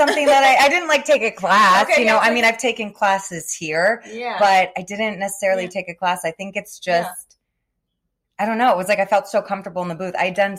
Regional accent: Florida, United States; From South Florida.

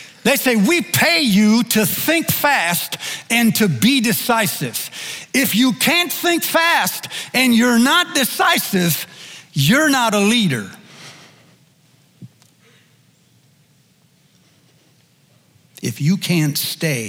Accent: United States; as an American

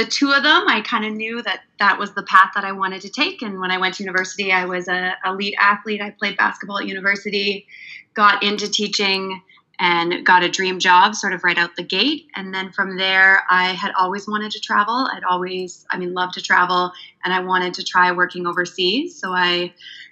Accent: Canada; moved away; I'm from Canada, and I taught in Canada for 7 years

